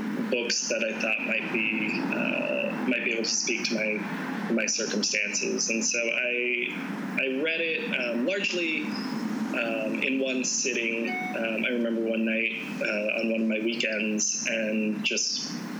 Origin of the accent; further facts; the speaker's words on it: North Idaho, United States; moved away as an adult; also born or lived in Bellingham, Washington; I grew up in North Idaho in, shall we say, a rather conservative Christian denomination.